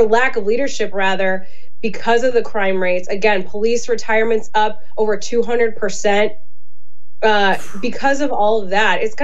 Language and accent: English; Illinois, United States; we're from Illinois.